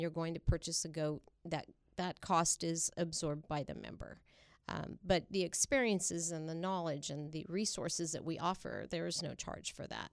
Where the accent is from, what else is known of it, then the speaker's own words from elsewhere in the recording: Traver, California, United States; also born or lived in Kingsburg / Sanger; I grew up in the South Valley in a community called Traver